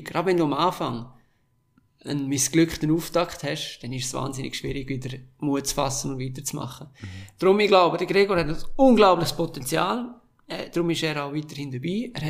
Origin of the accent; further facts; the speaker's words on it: Graubünden, Switzerland; Und es geht zurück in meine Heimat im Sommer.